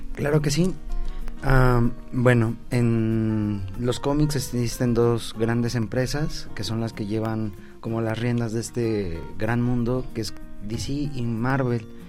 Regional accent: Mexico; nosotros como mexicanos

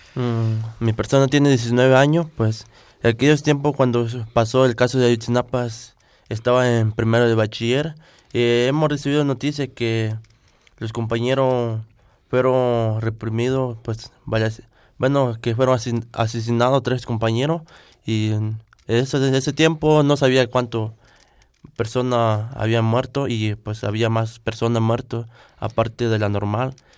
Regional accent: Acatepec, Guerrero, Mexico; first language Tlapanec (Me'phaa); Spanish is a second language; vengo de del municipio de Acatepe, del estado de Guerrero, región, montaña baja.

